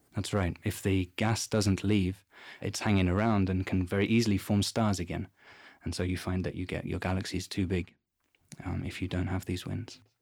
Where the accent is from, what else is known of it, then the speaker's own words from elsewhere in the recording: London, United Kingdom; moved away as an adult; now in Garching, Germany; I come from London in England